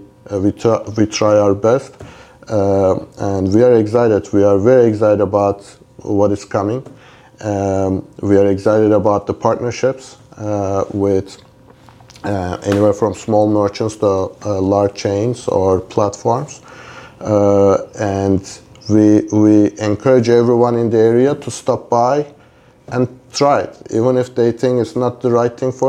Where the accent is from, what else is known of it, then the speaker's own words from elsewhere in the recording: Turkey; now in Los Angeles, United States; I'm originally from Turkey